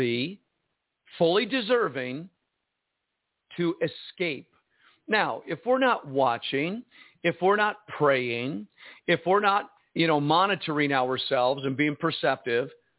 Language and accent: English; United States; me as an American speaking Chinese